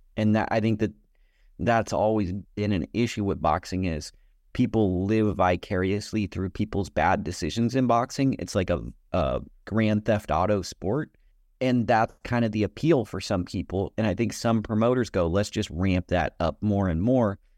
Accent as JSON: {"language": "English", "country": "United States", "said": "I'm an American"}